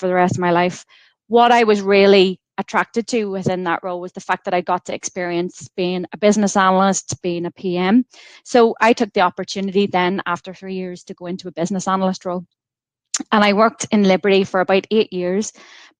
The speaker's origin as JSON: {"language": "English", "area": "County Monaghan", "region": "Ulster", "country": "Ireland", "tie": "born or raised there", "also_born_or_lived": "Coleraine / Ohio", "moved": "as an adult", "lives_now": "Belfast, United Kingdom", "said": "I was born in County Monaghan and I went to school down in the Republic of Ireland"}